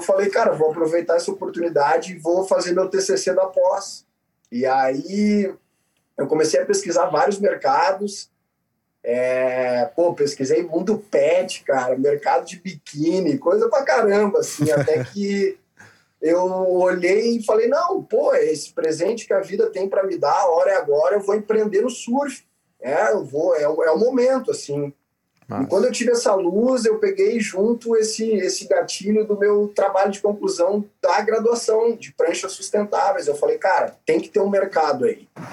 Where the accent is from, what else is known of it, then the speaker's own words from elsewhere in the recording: Rio Grande do Sul, Brazil; also born or lived in Petrópolis, Rio de Janeiro / Florianópolis, Santa Catarina; com 10 anos, a minha mãe, que é gaúcha, a gente acabou indo para o Rio Grande do Sul